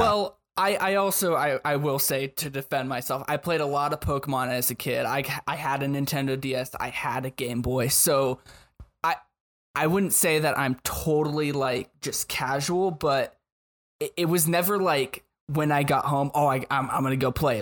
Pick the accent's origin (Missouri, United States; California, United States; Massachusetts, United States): California, United States; Long Beach; now in Phoenix, United States; I'm originally from Long Beach, California, now out here in Phoenix, A Z.